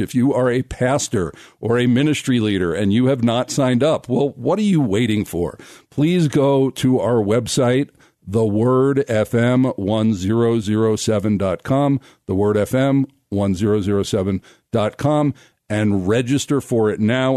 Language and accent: English; United States; moved away as an adult; also born or lived in Israel; I was born in America